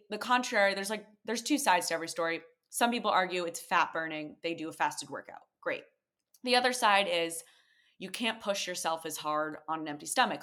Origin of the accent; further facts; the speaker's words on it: Connecticut, United States; moved away as an adult; now in New York, United States; The one I grew up going to in Connecticut